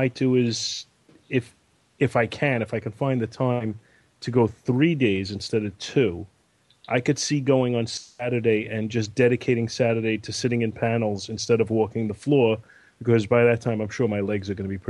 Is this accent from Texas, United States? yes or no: no; New York, United States; Maybe because I'm from New York.